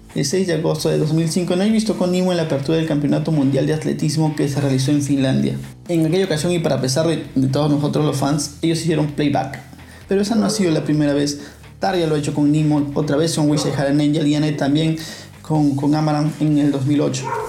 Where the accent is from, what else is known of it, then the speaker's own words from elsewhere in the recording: Peru; soy peruano